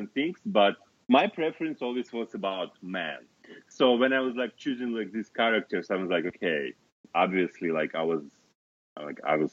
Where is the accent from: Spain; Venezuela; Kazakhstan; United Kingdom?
Kazakhstan; English is a second language; moved away as an adult; also born or lived in Moscow, Russia; it was in my hometown, in Kazakhstan, in my hometown, so before Moscow.